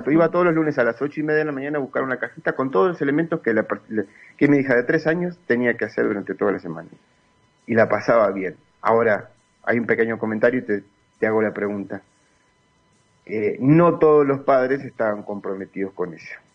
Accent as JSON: {"language": "Spanish", "country": "Uruguay", "moved": "as an adult", "lives_now": "León, Mexico", "said": "yo estoy aquí en México, soy uruguayo, estoy aquí en México hace tres años"}